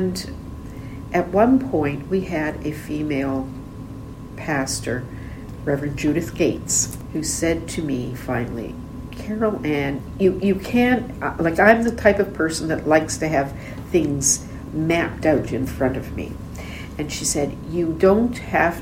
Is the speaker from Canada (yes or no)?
yes; Nova Scotia, Canada; also born or lived in Enschede, Netherlands; We moved to Nova Scotia in 1954, so I was just, you know, 4 years old